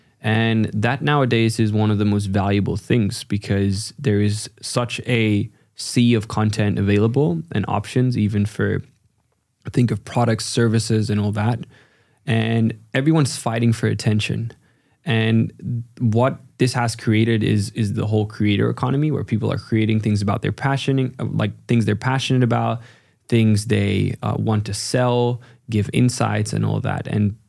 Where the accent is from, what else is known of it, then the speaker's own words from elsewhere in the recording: China; My parents are from the Netherlands, but I ended up growing up in China.